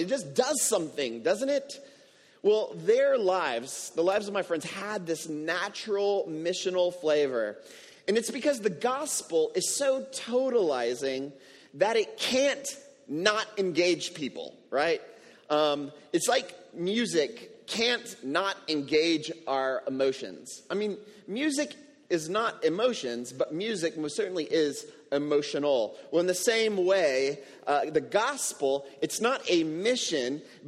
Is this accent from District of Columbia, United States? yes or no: no; Houston, Texas, United States; now in San Juan, Puerto Rico; I grew up in Houston